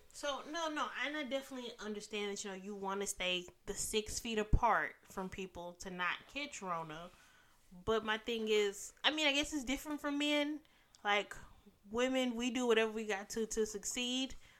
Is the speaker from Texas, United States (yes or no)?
yes; Dallas, Texas, United States; I'm born and raised in Dallas.